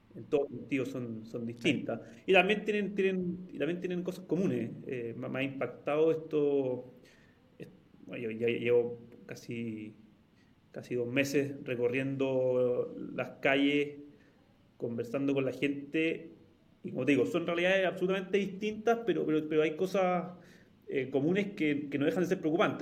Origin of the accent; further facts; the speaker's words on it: Santiago, Santiago Metropolitan Region, Chile; como muchísimos chilenos y muchísimos santiaguinos, eh, me pegó harto ver la violencia en las calles